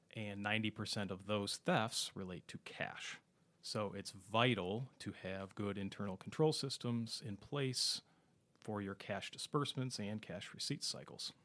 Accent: Minneapolis–Saint Paul, Minnesota, United States; also born or lived in Ohio; born and raised in the Twin Cities area

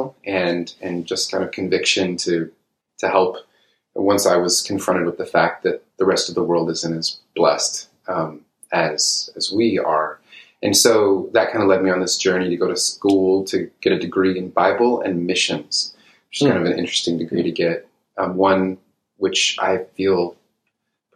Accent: Keizer, Oregon, United States; moved away as an adult; also born or lived in Uganda; now in Vancouver, Washington, United States; I grew up in Kaiser, Oregon

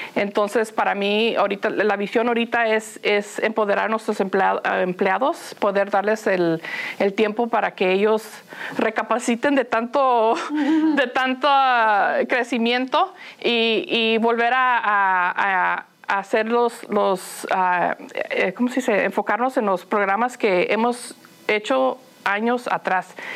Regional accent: Los Angeles, California, United States; first language Spanish; moved away; also born or lived in Phoenix, Arizona; crecí, en Los Ángeles y como mencionas, íbamos mucho a Tijuana porque ahí vivían mis abuelos

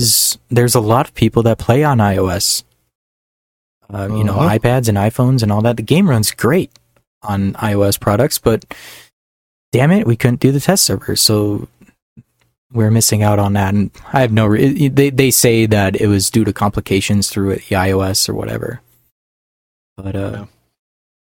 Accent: northern Minnesota, United States; I'm not Canadian, though. I grew up in northern Minnesota

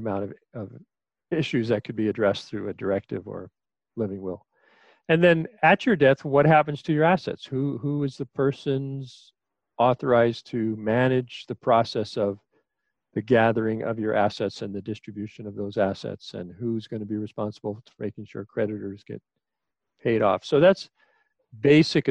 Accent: New York City, New York, United States; I was an only child born and raised in Queens, New York

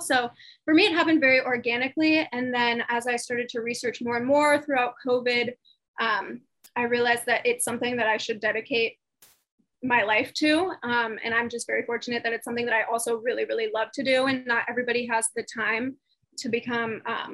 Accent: Indianapolis, Indiana, United States; moved away as an adult; now in Austin, United States; I moved to Austin, Texas from my hometown, Indianapolis

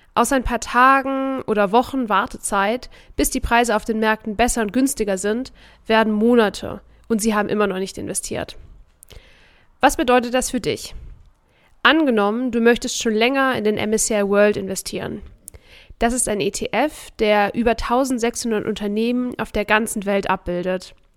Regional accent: Germany; bei uns in Deutschland

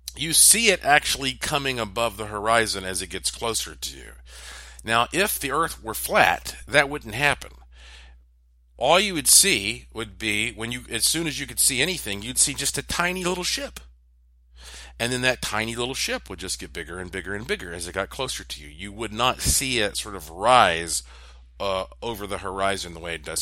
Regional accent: Asheville, North Carolina, United States; moved away; also born or lived in Puerto Rico; growing up in Asheville

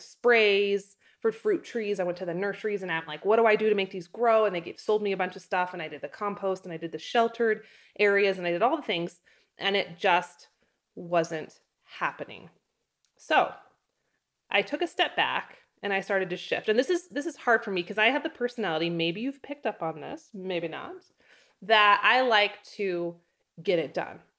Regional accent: North Idaho, United States; now in Wyoming, United States; I come from North Idaho. There are fruit things growing everywhere in North Idaho. There's, like, you pick berry farms

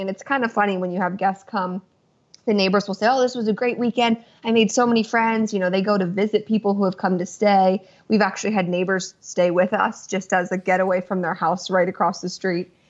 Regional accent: Lancaster County, Pennsylvania, United States; I'm from the East Coast, born and raised in Lancaster County, Pennsylvania

